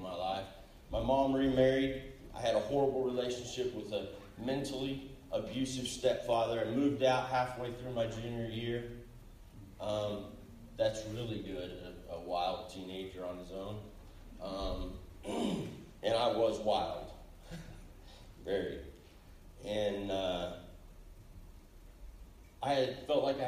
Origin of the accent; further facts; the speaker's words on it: Enid, Oklahoma, United States; I grew up here in Enid, Oklahoma